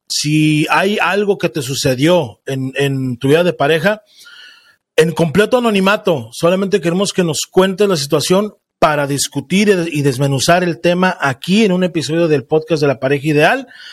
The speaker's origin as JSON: {"language": "Spanish", "country": "Mexico", "said": "en México, de donde soy yo"}